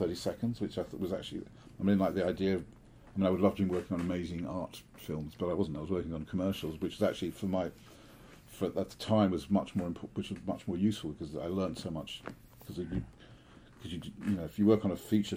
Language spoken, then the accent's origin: English; London, United Kingdom; also born or lived in Switzerland; I was born and I grew up in London